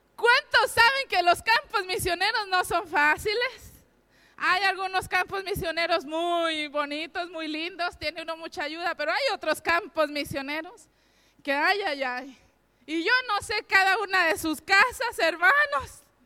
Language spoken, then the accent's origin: Spanish; Mexico; moved away as an adult; now in Spain; mi esposo y yo somos mexicanos